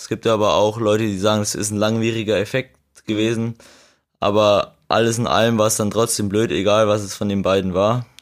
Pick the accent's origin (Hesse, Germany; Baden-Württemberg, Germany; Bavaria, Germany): Bavaria, Germany; Regensburg district; ich komme aus dem Landkreis Regensburg